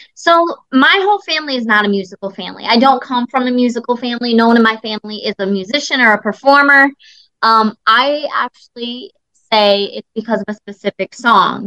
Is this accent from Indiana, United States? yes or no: yes; Indiana, United States; I love my home state of Indiana